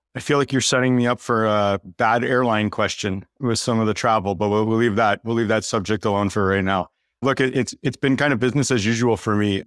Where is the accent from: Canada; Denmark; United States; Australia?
Canada; the token Canadian on the team